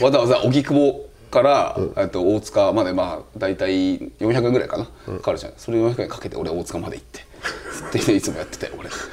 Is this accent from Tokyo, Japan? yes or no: no; Sapporo, Hokkaido, Japan; moved away; 僕らの地元のすすきの札幌